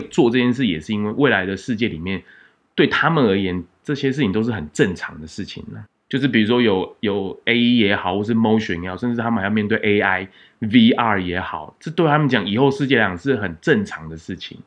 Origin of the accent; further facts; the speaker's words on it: Taiwan; 我们台湾人比较害羞内向